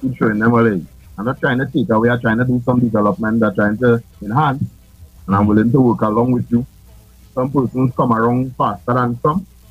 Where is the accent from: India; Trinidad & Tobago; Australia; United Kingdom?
Trinidad & Tobago; moved away; I'm originally from Tupu